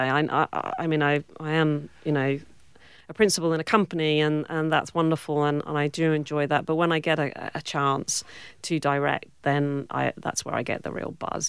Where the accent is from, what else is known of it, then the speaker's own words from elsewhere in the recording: Cornwall, South West England, United Kingdom; accent: British; moved away as an adult; also born or lived in Warwick, England; now in Western Australia, Australia; I grew up in Cornwall